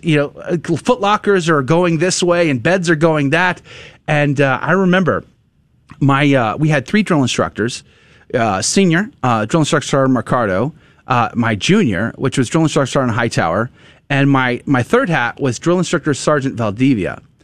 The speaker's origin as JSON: {"language": "English", "town": "San Antonio", "region": "Texas", "country": "United States", "tie": "born or raised there", "said": "I grew up in San Antonio, most Hispanic city in, in America"}